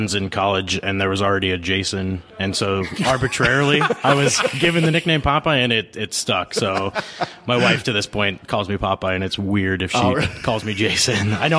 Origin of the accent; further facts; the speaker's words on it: Arizona, United States; moved away as an adult; also born or lived in Chicago; I grew up in Arizona.